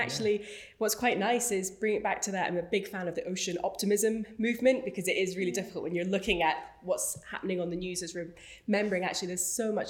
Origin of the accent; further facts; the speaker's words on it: Moray coast, Scotland, United Kingdom; also born or lived in Aberdeen; I grew up on the Murray coast